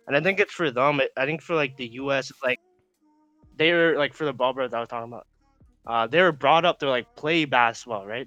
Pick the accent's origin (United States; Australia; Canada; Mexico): Canada; Regina, Saskatchewan; we're from Regina, like I would say like we I would say small city